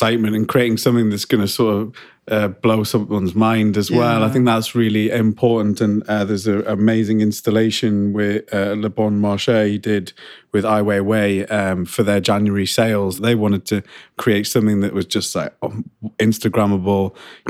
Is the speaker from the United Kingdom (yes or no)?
yes; United Kingdom; people just joined the queue because we're British.